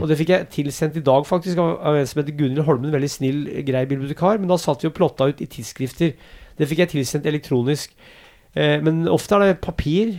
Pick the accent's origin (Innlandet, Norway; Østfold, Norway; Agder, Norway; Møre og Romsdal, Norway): Innlandet, Norway; Brumunddal; accent: East Norwegian; first language Norwegian; now in Oslo, Norway; jeg vokste opp i Brumunddal i et hus